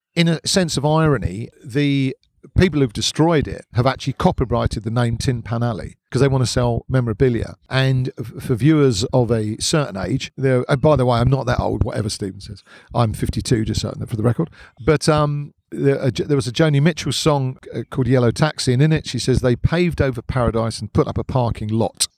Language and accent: English; Hertfordshire, East of England, United Kingdom; now in London, United Kingdom; I wasn't born here. I was born in leafy Hertfordshire.